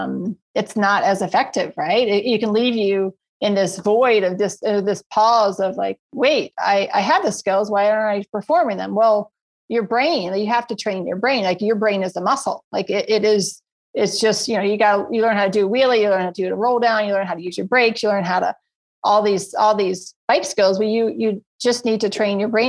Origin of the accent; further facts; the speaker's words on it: Virginia, United States; moved away as an adult; now in Colorado, United States; I grew up my entire life, 30 years, born and raised in Virginia